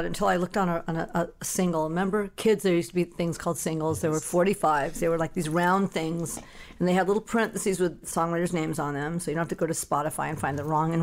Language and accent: English; Los Angeles, California, United States; I'm from Van Nuys, California. I'm a local